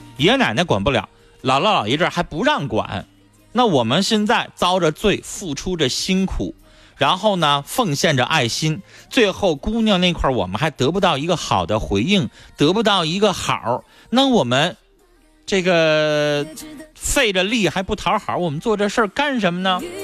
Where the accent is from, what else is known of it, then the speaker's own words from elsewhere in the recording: Harbin, Heilongjiang, China; 咱都是哈尔滨人